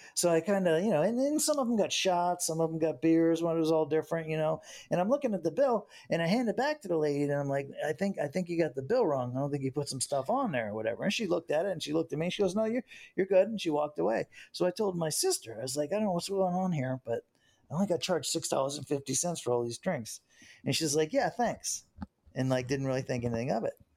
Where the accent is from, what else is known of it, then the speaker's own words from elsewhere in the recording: United States; being an American and everything, you know, and growing up here in the United States